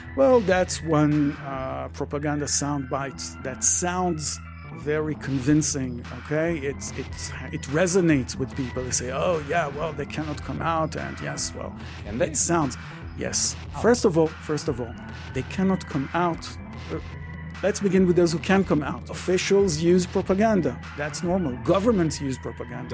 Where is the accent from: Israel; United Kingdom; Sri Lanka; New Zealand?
Israel; Jerusalem, Jerusalem District; also born or lived in Madrid / Paris; I was born and raised in Jerusalem